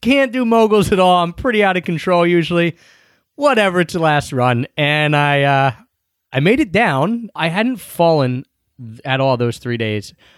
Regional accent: Philadelphia, Pennsylvania, United States; moved away; we got back to Philly

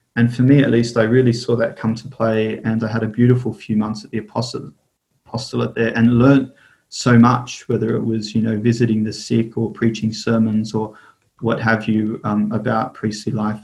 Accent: Sydney, New South Wales, Australia; I was born and raised in Sydney

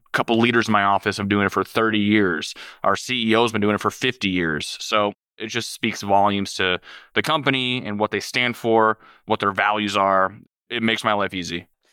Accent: Minneapolis, Minnesota, United States; I'm originally from the Minneapolis area. I grew up there my whole life.

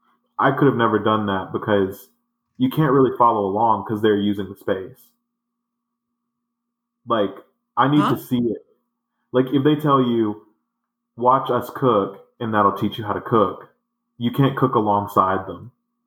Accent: the South, United States; You know I came here from the South.

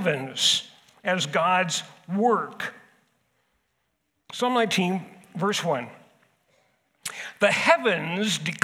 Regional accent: Southern California, United States; moved away as an adult; now in Huron, United States; I grew up in California. I grew up in Southern California, where it is street upon street upon street, building upon building upon building

